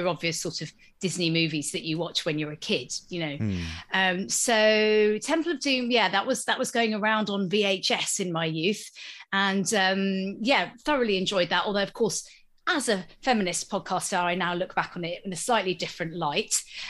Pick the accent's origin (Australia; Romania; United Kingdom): United Kingdom; Exeter, South West England; I grew up in Exeter, and at that stage, actually didn't feel like there was loads to do other than go to the shops or go to the cinema during the day